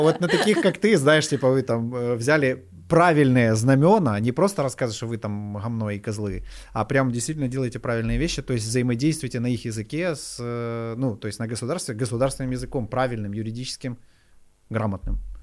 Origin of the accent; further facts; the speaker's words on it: Kyiv, Ukraine; Я сам из Киева